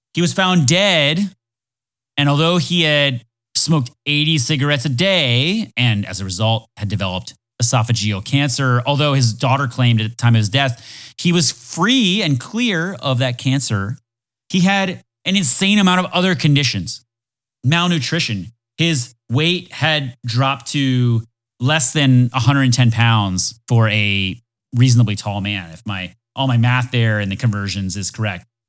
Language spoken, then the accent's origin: English; Florida, United States; I'm from Florida